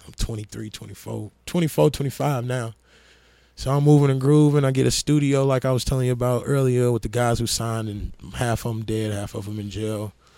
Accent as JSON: {"language": "English", "town": "Lansing", "region": "Illinois", "country": "United States", "tie": "born or raised there", "also_born_or_lived": "Gary, Indiana / Indianapolis, Indiana / Atlanta, Georgia", "moved": "yes", "said": "I grew up in Gary up to second grade, and then my mother moved me to Lansing, Illinois from third grade to sophomore year."}